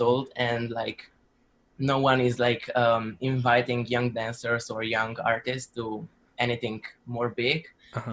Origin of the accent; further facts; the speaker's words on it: Slovenia; I come from Slovenia